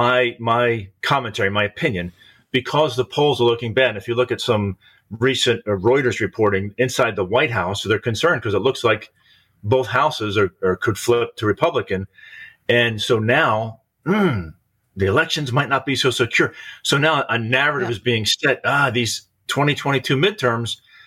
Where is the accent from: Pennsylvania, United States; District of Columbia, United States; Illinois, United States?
Pennsylvania, United States; my home state